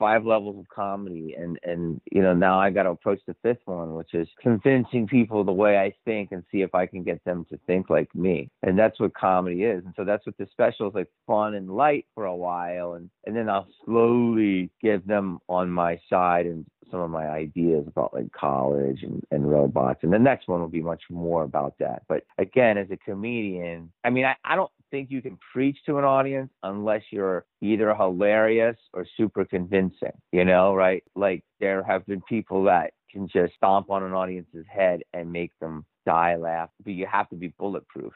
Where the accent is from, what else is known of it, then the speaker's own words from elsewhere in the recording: Philadelphia, Pennsylvania, United States; I'm from Philly